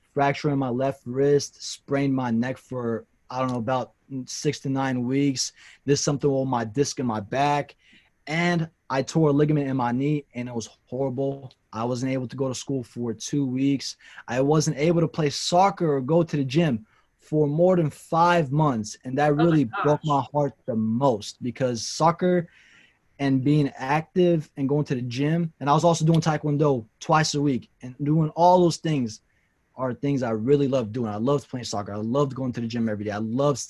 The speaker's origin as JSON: {"language": "English", "town": "Nashville", "region": "Tennessee", "country": "United States", "tie": "born or raised there", "also_born_or_lived": "Kurdistan", "said": "I was born in Kurdistan, and I came here when I was 2 years old. So I grew up in Nashville, Tennessee."}